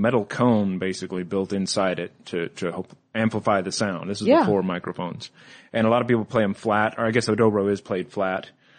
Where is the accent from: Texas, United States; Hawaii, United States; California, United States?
Texas, United States; Denton; moved away; also born or lived in Kernersville, North Carolina; I grew up in Denton, Texas, which is just north of Dallas, Texas, which is pretty much part of Dallas now.